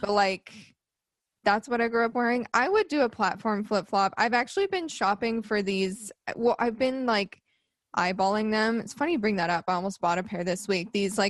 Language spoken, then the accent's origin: English; Arizona, United States; moved away; I'm from Arizona